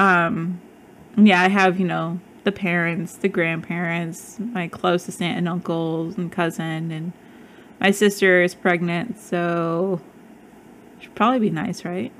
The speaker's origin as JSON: {"language": "English", "region": "Midwest", "country": "United States", "tie": "born or raised there", "moved": "yes", "lives_now": "Arizona, United States", "said": "I grew up in the Midwest"}